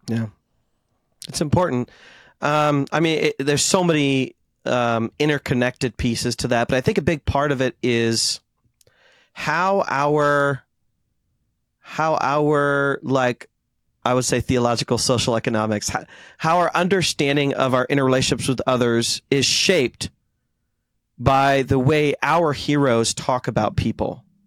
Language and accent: English; India; Since I'm Indian